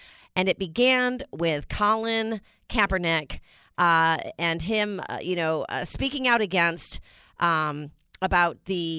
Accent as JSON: {"language": "English", "country": "United States", "said": "It's the one thing that, as an American, it's the most valuable thing that we have"}